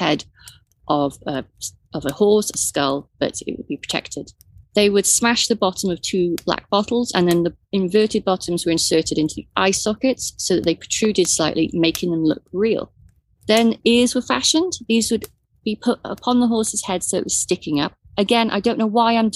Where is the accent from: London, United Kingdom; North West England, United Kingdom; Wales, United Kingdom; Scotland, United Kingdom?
Wales, United Kingdom; You're looking at me as the Welsh person in the group